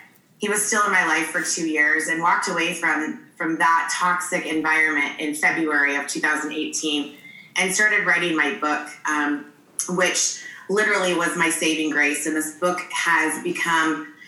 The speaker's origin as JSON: {"language": "English", "region": "Michigan", "country": "United States", "moved": "yes", "lives_now": "San Diego, United States", "said": "I'm originally from Michigan, but I currently live in San Diego."}